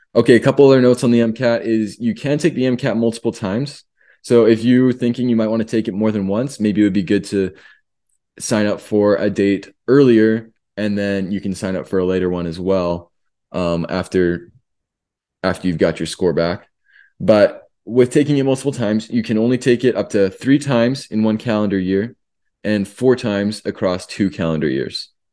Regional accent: Canada; now in United States; as a Canadian, before I got my green card

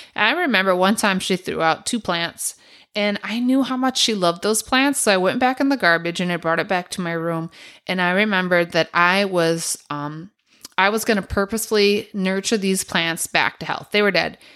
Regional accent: Milwaukee, Wisconsin, United States; we grew up on Humboldt and Brady over in Milwaukee on the east side

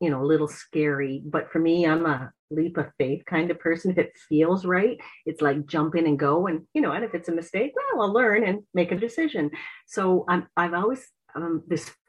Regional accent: Port Stanley, Ontario, Canada; moved away as an adult; now in Prince Edward Island, Canada; I'm from Port Stanley, Ontario.

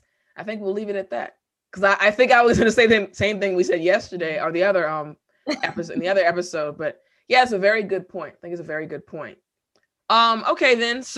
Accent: United States; accent: American; of course, I have an American accent, clearly, but I've been told that my accent is more like quote unquote standard.

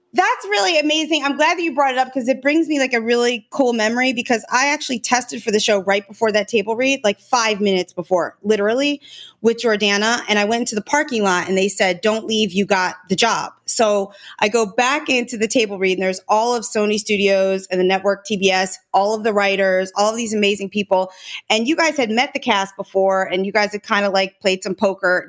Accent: Norristown, Pennsylvania, United States; I grew up in Pennsylvania, in Norristown, Pennsylvania

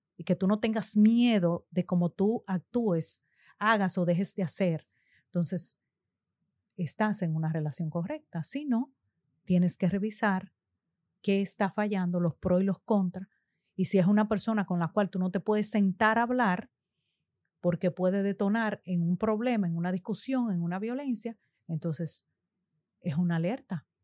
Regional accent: Dominican Republic; siendo República Dominicana, nuestro país natal

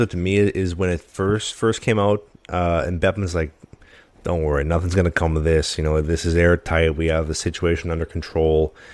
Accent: Canada; as a Canadian

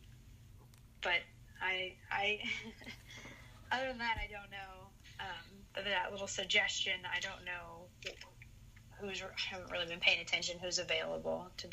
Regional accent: St. Louis, Missouri, United States; I'm from St. Louis

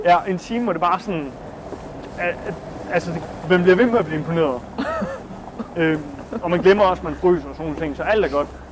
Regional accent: Denmark; være hjemme i Danmark og holde fast i sine egne traditioner

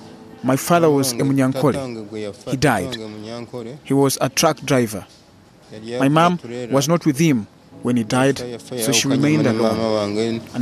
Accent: Mombasa, Mombasa County, Kenya; also born or lived in Kampala, Uganda; now in Uganda; My mother is Kenyan and I was born in Mombasa.

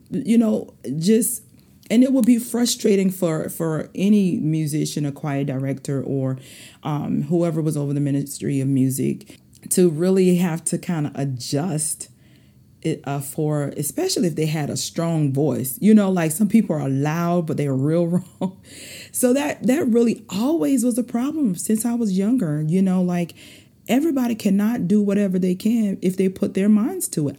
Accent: South Carolina, United States; accent: southern dialect; I already told y'all I'm from South Carolina, and sometimes this dialect come out

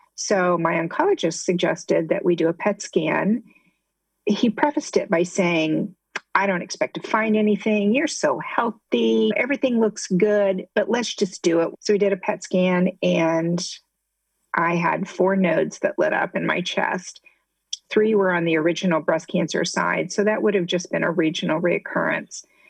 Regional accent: Midwest, United States; moved away as an adult; also born or lived in Ohio; now in Southwest Florida, United States; I grew up in the Midwest, and my husband and I actually went to the same high school

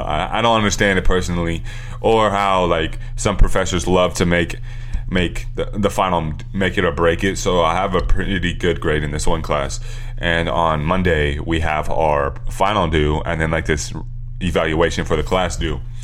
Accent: California, United States; we're from California

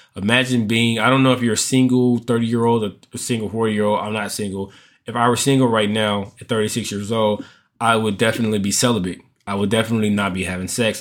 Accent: United States; as American men, as Black American men

